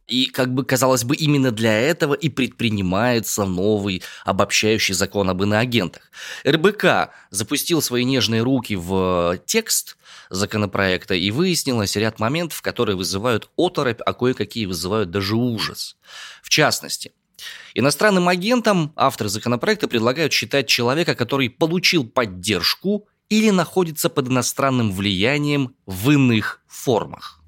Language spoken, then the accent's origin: Russian; Omsk, Omsk Oblast, Russia; родом я из Омска